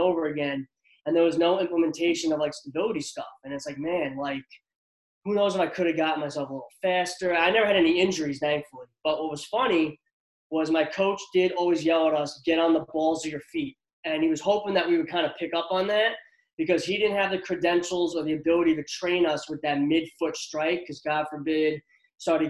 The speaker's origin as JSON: {"language": "English", "region": "New Jersey", "country": "United States", "tie": "born or raised there", "said": "I grew up in Central Jersey"}